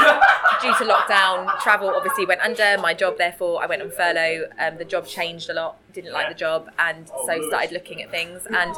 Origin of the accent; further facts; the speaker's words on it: South East England, United Kingdom; And I'm originally from Surrey, so it's not far from Surrey.